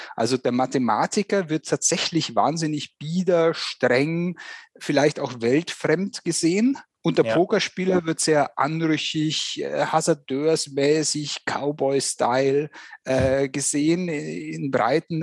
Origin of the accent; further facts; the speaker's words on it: Germany; wir gerade als Deutsche